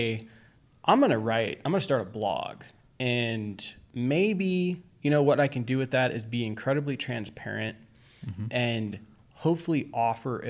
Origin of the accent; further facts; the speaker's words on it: New York, United States; now in Arizona, United States; back then we lived in New York